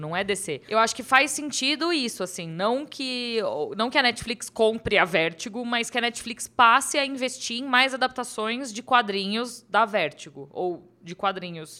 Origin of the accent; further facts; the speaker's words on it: São Bernardo do Campo, São Paulo, Brazil; now in São Paulo, Brazil; Quando eu era criança, eu morava em São Bernardo, né? Eu não morava aqui em São Paulo. E hoje eu moro aqui em São Paulo.